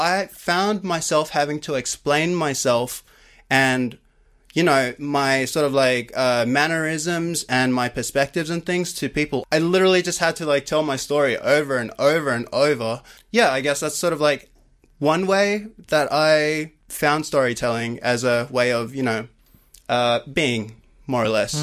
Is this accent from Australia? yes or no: yes; Sydney, New South Wales, Australia; I grew up in Cabra Matta, which is in the western suburbs of Sydney